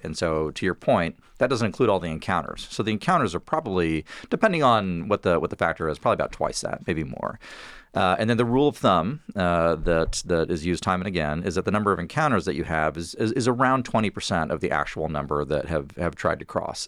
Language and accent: English; Texas, United States; as a Texan